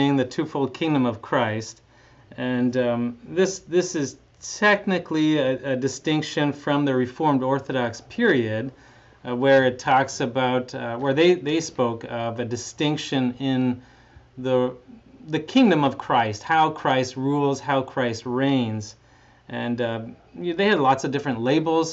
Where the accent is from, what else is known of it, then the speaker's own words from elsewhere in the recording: Canada; moved away as an adult; also born or lived in California; I grew up in Canada. In fact, I'm Canadian